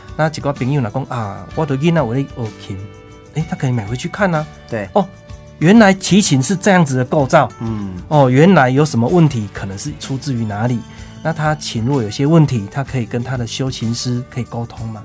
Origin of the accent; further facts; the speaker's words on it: Taiwan; 我们台湾人